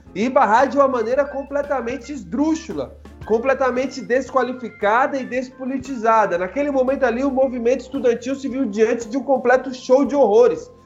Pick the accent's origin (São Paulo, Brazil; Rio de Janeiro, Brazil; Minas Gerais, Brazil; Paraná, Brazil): São Paulo, Brazil; Guarulhos; also born or lived in Russia; nasci aqui em Guarulhos, morei já em vários bairros aqui da cidade